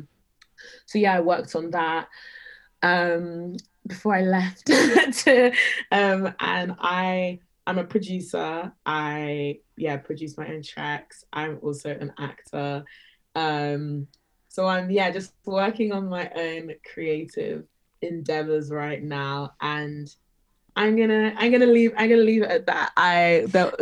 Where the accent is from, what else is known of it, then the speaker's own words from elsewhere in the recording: London, United Kingdom; I grew up in North London. I've lived in London my whole life